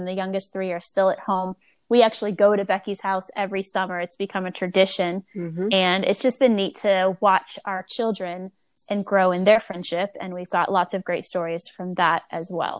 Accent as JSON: {"language": "English", "town": "Springfield", "region": "Virginia", "country": "United States", "tie": "born or raised there", "also_born_or_lived": "Fredericksburg, Virginia / Pennsylvania", "said": "I grew up in Northern Virginia in Springfield"}